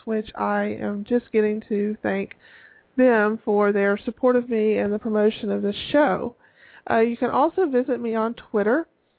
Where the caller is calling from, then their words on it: Tallahassee, Florida, United States; I come from you from Tallahassee, Florida, and it has gone from being fairly mild temperatures to being in the full-blown mid-80s